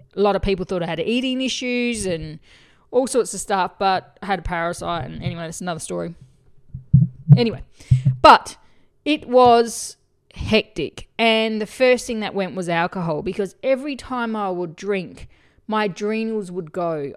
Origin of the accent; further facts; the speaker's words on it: Australia; I'm from Australia